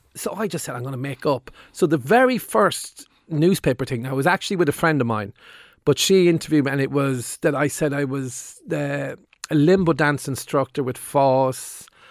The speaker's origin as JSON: {"language": "English", "town": "Limerick", "region": "Munster", "country": "Ireland", "tie": "born or raised there", "said": "when I was in the eighties growing up in Limerick"}